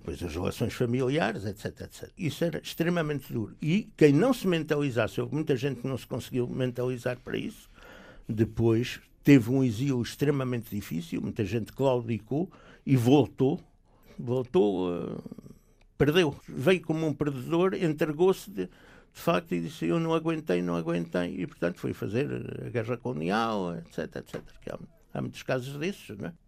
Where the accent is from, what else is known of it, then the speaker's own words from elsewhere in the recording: Portugal; moved away as an adult; also born or lived in Belgium / Algiers, Algeria; não podia ter entrado sequer como português